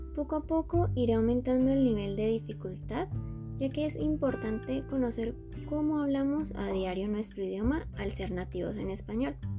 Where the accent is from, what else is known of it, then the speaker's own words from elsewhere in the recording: Colombia; Soy colombiana.